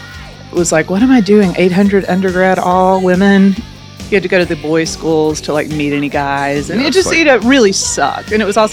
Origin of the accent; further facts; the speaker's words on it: Cleveland, Tennessee, United States; also born or lived in New York City, United States; now in Nashville, United States; I'm from Cleveland, Tennessee. It's the center of the universe. It's 30 minutes above Chattanooga.